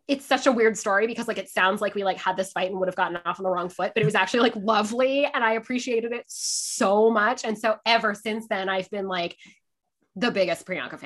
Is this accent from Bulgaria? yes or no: no; Canada; also born or lived in England / Scotland; So I am Canadian. But we did so many postings that like I lived in almost all of the provinces. And then we also did postings in England and Scotland when I was a child, which I loved.